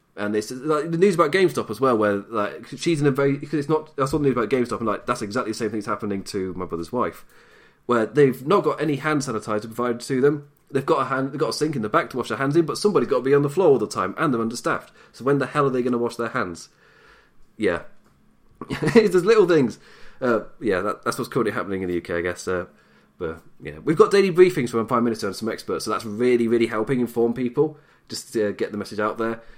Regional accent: England, United Kingdom; I'm British, I'm English.

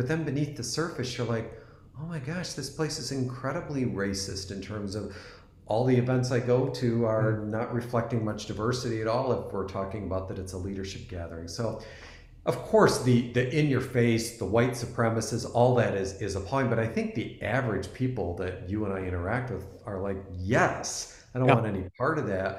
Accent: East Coast, United States; I'm originally from the East Coast and just moved to the West Coast.

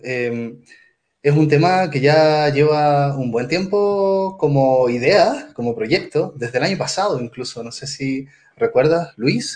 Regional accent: Chile; moved away as an adult; also born or lived in Mexico City, Mexico; now in Mexico; soy psicólogo chileno de la Universidad de Chile y trabajo aquí eh, haciendo mi doctorado en, la UNAM, en México

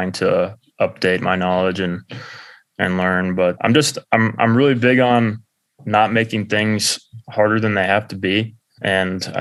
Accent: Atlanta, Georgia, United States; where Nick and I grew up in Atlanta

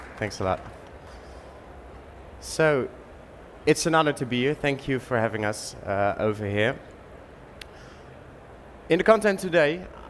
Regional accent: Utrecht, Netherlands; my hometown, Utrecht, the most beautiful city of the Netherlands

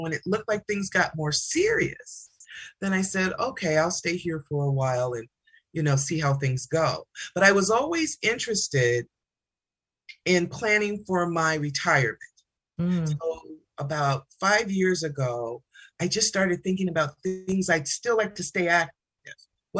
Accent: Chicago, Illinois, United States; so I was growing up in Chicago on the South Side. Both my father and my mother gardened. They grew things in the backyard. Both my father and mother were both originally raised in Vicksburg, Mississippi.

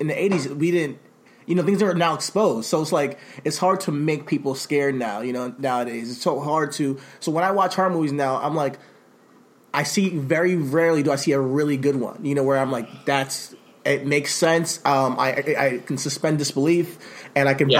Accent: Rockland County, New York, United States; I'm from Rockland County

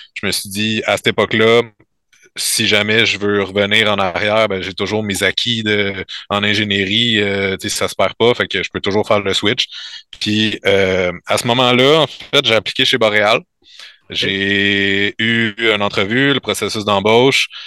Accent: L'Assomption, Quebec, Canada; also born or lived in Saint-Jérôme; Je viens de je viens de l'Assomption, mais j'étais allé au Cégep à Saint-Jérôme

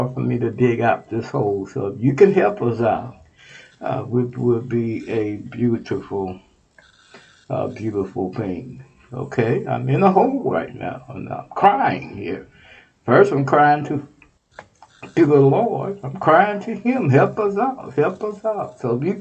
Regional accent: Texas, United States; my home state, Texas

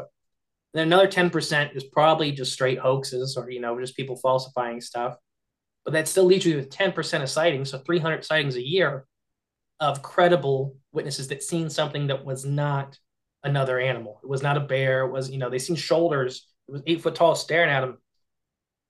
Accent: Hardin County, Ohio, United States; we are from Hardin County, Ohio

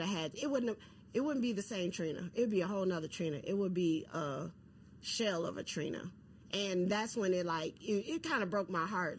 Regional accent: Chicago, Illinois, United States; I'm from Chicago

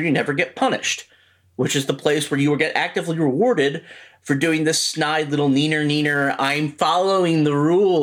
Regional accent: Baltimore, Maryland, United States; I'm from Baltimore

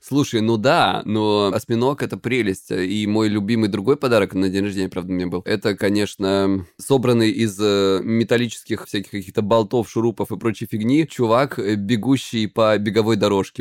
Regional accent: Krasnodar Krai, Russia; я с Кубани

